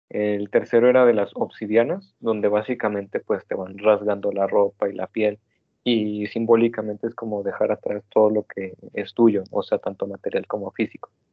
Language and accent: Spanish; Mexico